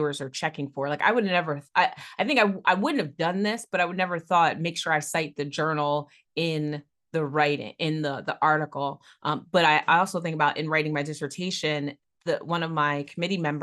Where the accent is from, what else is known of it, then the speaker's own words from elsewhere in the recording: New Jersey, United States; my home state is out there